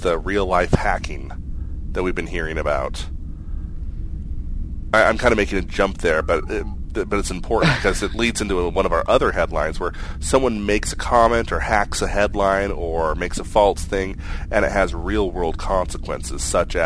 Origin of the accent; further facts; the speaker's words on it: Midwest, United States; I'm from the Midwest